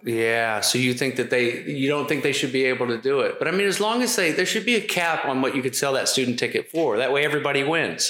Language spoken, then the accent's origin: English; Philadelphia, Pennsylvania, United States; I was born in Philly